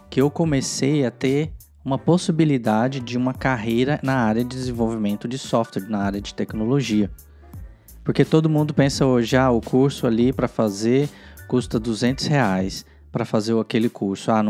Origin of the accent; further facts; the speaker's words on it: Goiânia, Goiás, Brazil; Eu sou original de Goiânia, que são mais ou menos uns 300 quilômetros, uh, e eu fui morar em Brasília sozinho